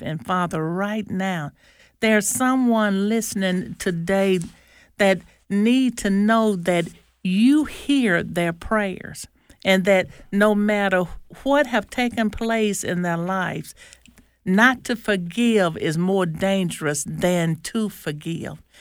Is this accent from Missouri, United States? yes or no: no; Nettleton, Mississippi, United States; I'm from Nellaton, Mississippi